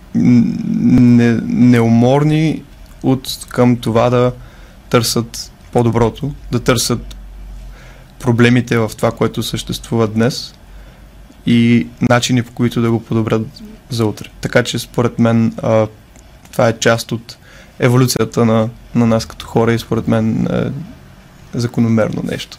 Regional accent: Bulgaria; ние като българи сме

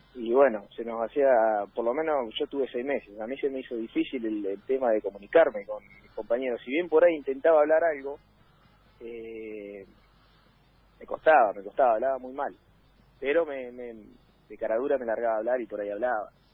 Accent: Trelew, Chubut, Argentina; moved away; yo soy de tres de Chubut

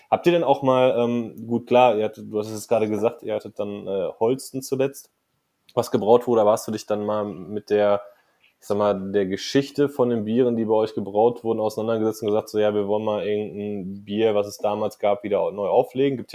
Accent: North Rhine-Westphalia, Germany; Ich meine, ich, ich komme aus dem Ruhrpott.

